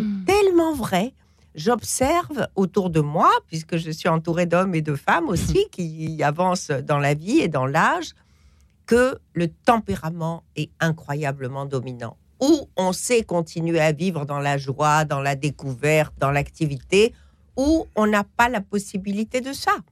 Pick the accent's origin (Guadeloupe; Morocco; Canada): Morocco; moi je suis marocaine